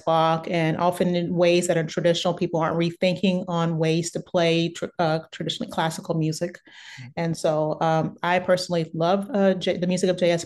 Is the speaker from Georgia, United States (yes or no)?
no; Beaumont, Texas, United States; moved away; also born or lived in San Francisco; I grew up in Beaumont, Texas, which is originally, which is uh, originally that's where I'm from, and I grew up there, and it's about an hour away from Houston, so Southeast Texas